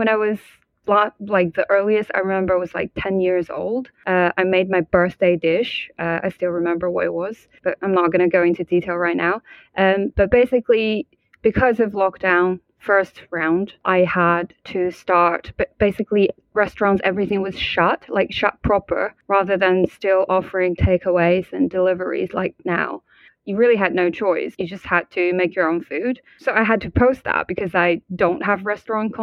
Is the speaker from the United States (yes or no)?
no; Hubei, China; now in London, United Kingdom; I'm from Hubei